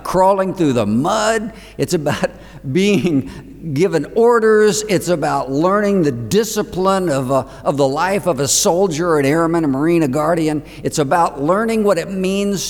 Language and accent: English; Gainesville, Florida, United States; I'm from Gainesville, Florida